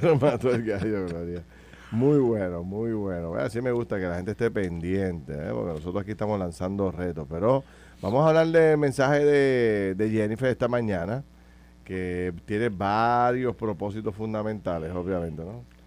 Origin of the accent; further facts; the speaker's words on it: Puerto Rico; yo soy de Camus, en el campo